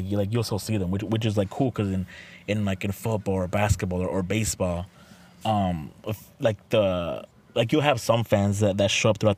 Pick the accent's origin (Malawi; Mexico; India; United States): Mexico; I'm from Mexico